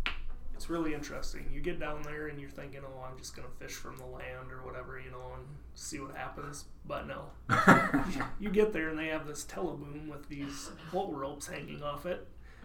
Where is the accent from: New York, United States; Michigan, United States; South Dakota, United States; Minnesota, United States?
South Dakota, United States; Parkston; In Parkston.